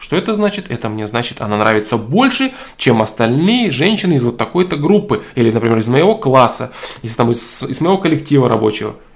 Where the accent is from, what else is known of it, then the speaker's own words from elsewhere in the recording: Russia; Я вырос в России, это моя родина, и я понимаю, что я никогда не стану немцем, американцем и так далее. Но действительно ли я русский? Я сам бурят по национальности, но буряты это русские.